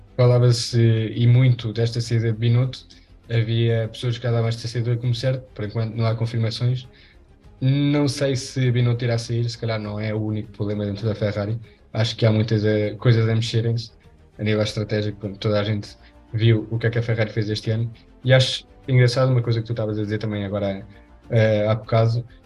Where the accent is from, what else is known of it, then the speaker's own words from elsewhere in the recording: Spain; eu sou espanhol